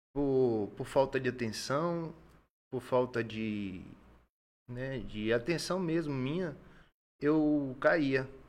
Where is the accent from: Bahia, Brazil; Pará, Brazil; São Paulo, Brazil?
Bahia, Brazil; Salvador; now in Acre, Brazil; Eu sou natural de Salvador, Bahia